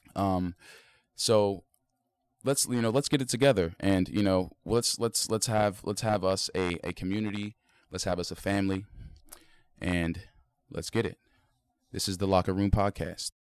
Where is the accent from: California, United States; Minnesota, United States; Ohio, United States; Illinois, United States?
Ohio, United States; South Point; I'm from South Point, Ohio